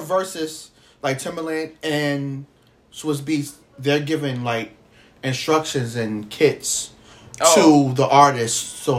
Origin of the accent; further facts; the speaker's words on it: New York City, New York, United States; I am a New Yorker